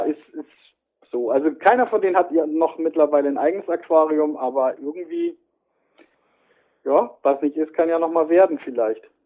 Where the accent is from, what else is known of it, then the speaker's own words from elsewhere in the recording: the North, Northern Germany, Germany; ich komme genau wie du aus dem Norden